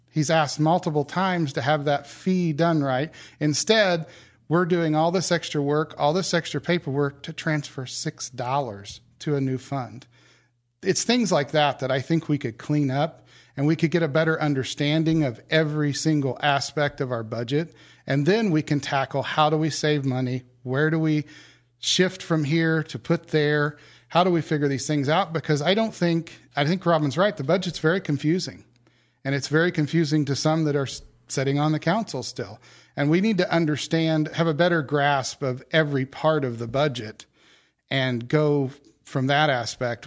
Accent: Henry County, Indiana, United States; also born or lived in North Carolina; I grew up here in Henry County. I've lived here my whole life

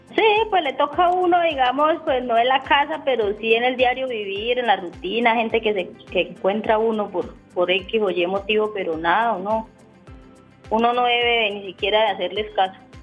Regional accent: Llanos, Meta, Colombia; accent: llanera; santanderiana; me dicen que tengo voz de santanderiana, que porque hablo fuerte, que porque hablo eh, tengo la voz de, de, de qué, de, llanera, yo soy llanera

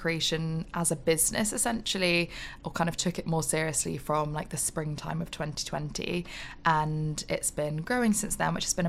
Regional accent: Oxford, South East England, United Kingdom; also born or lived in Exeter; I grew up in Oxford

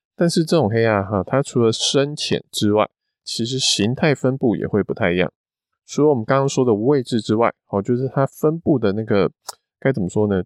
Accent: Taiwan; 就像我们都是台湾人，同样都是黄种人

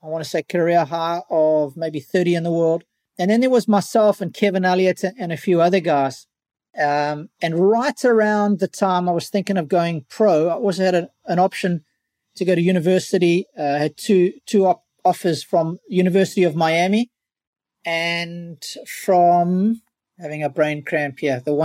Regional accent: Durban, KwaZulu-Natal, South Africa; Durban, my hometown

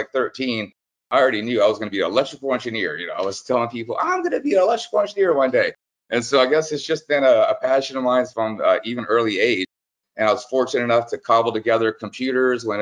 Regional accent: New Orleans, Louisiana, United States; I grew up in New Orleans, Louisiana, and raised by a single mom

